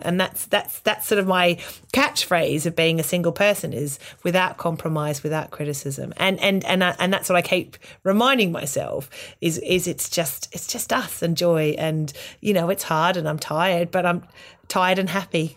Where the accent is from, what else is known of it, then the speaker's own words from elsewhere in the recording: Australia; moved away; as an Australian